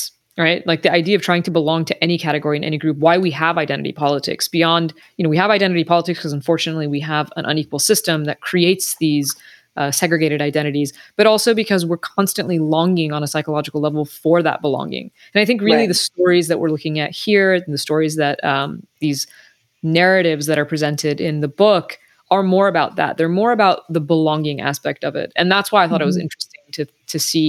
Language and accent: English; United States; as an Iranian, I was born in the U.S., so as an Iranian American, my parents are both Iranian